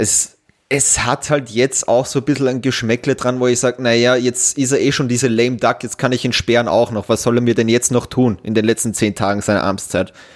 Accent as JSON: {"language": "German", "country": "Austria", "said": "bei uns in Österreich"}